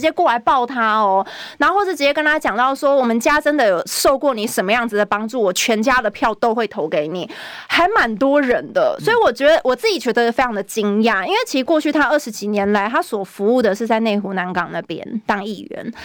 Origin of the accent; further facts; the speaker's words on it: Taipei, Taiwan; 我本来就是在地出生长大，我是民生社区出生长大的，所以我读的是民权国小，哦，包含附设幼稚园也是在民权国小读的。对。再来是民生国中，再来松山高中。后来我读正大才离开了松山信义，去，但其实我住家都还是在民生社区那边。那所以我其实是在地人